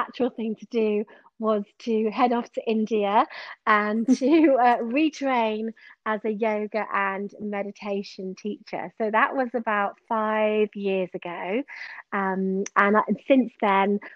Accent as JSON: {"language": "English", "area": "Exmoor, Somerset", "region": "South West England", "country": "United Kingdom", "tie": "born or raised there", "lives_now": "Bath, United Kingdom", "said": "I'm originally from Somerset. I grew up on Exmoor and I've lived in Bath for around 12 years now."}